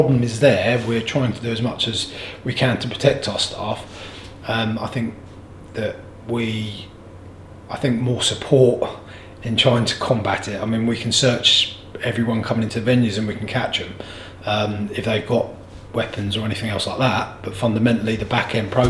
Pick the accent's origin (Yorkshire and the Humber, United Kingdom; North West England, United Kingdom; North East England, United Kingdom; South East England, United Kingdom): South East England, United Kingdom; Canterbury; growing up in Canterbury, I've always felt safe in my own town.